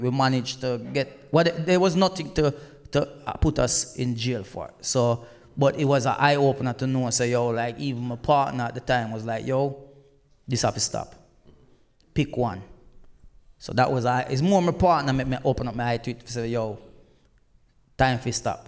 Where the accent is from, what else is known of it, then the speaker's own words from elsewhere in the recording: Black River, Saint Elizabeth, Jamaica; also born or lived in England; now in United Kingdom; Because I didn't grow up in England, and through me, I come from Jamaica